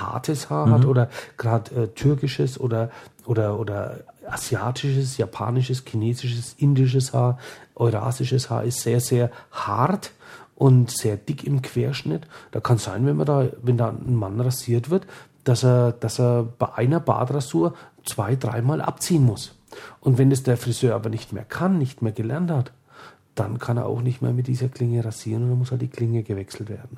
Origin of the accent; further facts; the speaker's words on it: Franconia, Bavaria, Germany; hier bei uns in Franken